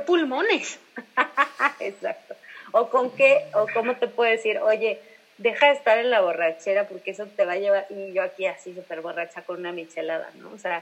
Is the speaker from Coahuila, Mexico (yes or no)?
no; Irapuato, Guanajuato, Mexico; moved away; yo soy de Irapuato